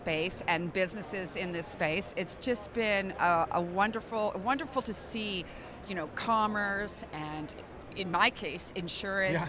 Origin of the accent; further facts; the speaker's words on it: British Columbia, Canada; I'm from British Columbia.